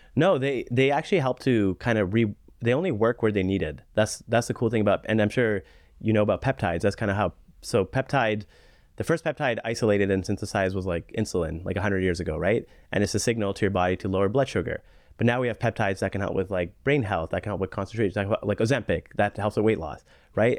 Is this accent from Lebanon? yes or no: no; Canada; being a Canadian physician